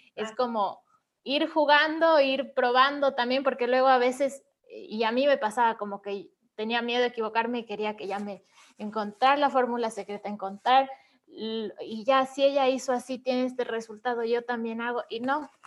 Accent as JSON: {"language": "Spanish", "town": "Ibarra", "region": "Imbabura", "country": "Ecuador", "said": "Yo también soy de Ecuador, soy de una ciudad que se llama Ibarra, que es más pequeñita que Quito"}